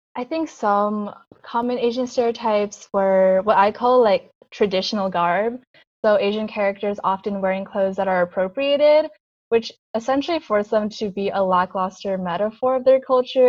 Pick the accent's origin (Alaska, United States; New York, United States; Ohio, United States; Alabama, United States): New York, United States; Long Island; I was born in Long Island, New York